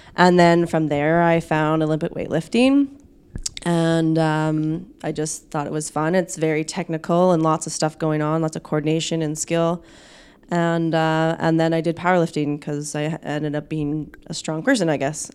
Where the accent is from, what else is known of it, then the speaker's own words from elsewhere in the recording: Saskatchewan, Canada; moved away as an adult; also born or lived in Manitoba; now in Winnipeg, Canada; I'm actually from Saskatchewan, so new import to, uh, Manitoba